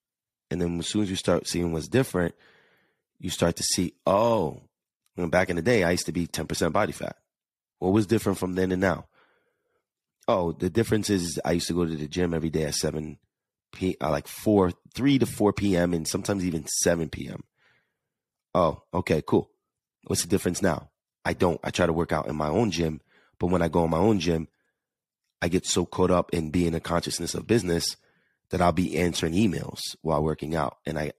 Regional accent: New York, United States; accent: New York/Jersey; Yes, baby. I have that New York, Jersey, that accent. It's so hard for me to get rid of it.

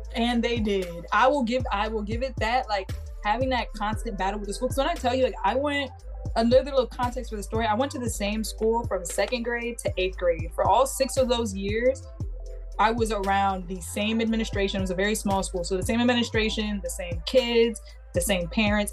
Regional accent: New York, United States; I'm from New York, so like, if you weren't in private school, I didn't grow up, grow up around seeing a whole bunch of people in dress codes and in uniforms

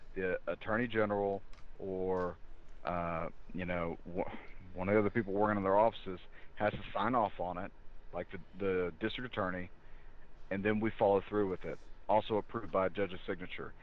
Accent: the South, United States; I'm from the South

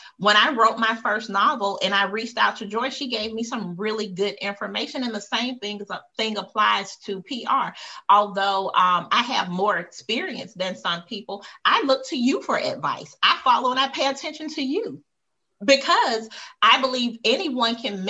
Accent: United States; I was born in America

